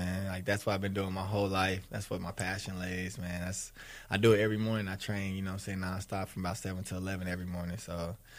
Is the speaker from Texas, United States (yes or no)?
yes; Dallas, Texas, United States; I went to Creekview in Carrollton. Yeah, so it was like a suburb school.